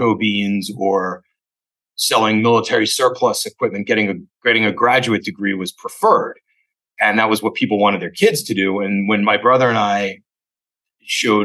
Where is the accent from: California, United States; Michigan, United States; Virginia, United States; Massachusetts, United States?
Virginia, United States; Fairfax Station; moved away as an adult; also born or lived in Alexandria, Virginia / New York; now in Philadelphia, United States; I'm a native Washingtonian. I grew up in a place called Fairfax Station at the very southern end of Fairfax County